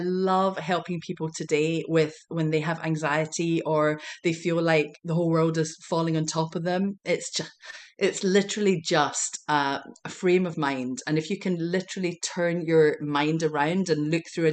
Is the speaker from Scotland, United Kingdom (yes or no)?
yes; Glasgow, Scotland, United Kingdom; moved away as an adult; now in United States; growing up in Glasgow, Scotland